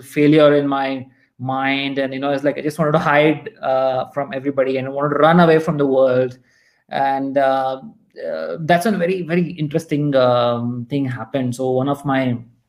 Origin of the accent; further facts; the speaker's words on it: North Karnataka, India; also born or lived in Mysore; I'm from Karnataka, and you know, my family is based from here, North Karnataka